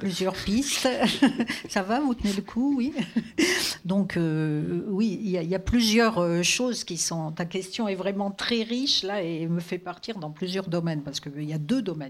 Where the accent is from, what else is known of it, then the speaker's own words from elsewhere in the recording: Vosges, Grand Est, France; moved away; je, suis née dans des paysages très forts c'est-à-dire d'autres types de mers, c'est-à-dire la forêt. Moi, je viens des Vosges